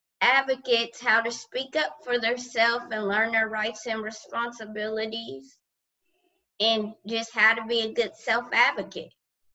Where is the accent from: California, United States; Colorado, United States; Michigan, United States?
California, United States; moved away as an adult; I was here from California and didn't know any friends there or anything. But otherwise than that, in California, I was not shy.